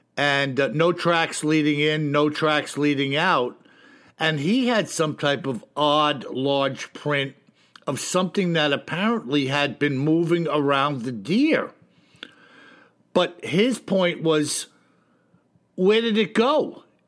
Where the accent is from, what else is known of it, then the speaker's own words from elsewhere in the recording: New York, United States; I'm from New York